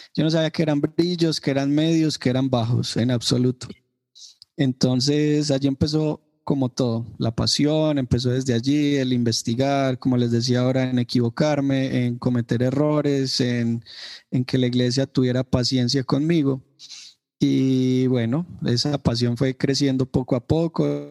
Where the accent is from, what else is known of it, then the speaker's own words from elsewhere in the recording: Medellín, Antioquia, Colombia; yo soy de la ciudad de Medellín, Colombia, eh, soy paisa, como nos suelen decir a los ciudadanos de Medellín.